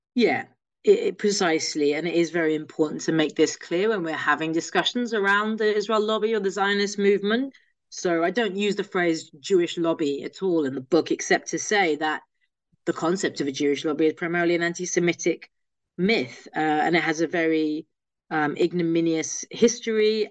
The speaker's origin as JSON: {"language": "English", "region": "London", "country": "United Kingdom", "tie": "born or raised there", "said": "I'm a Londoner. I uh, grew up here, still based here"}